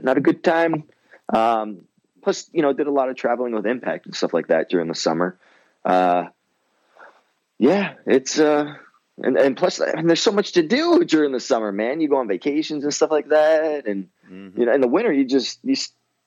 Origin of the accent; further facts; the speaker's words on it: Windsor, Ontario, Canada; now in Michigan, United States; growing up in Windsor and we had another, like the next closest kind of big city, and it's not even a big city, is Chatham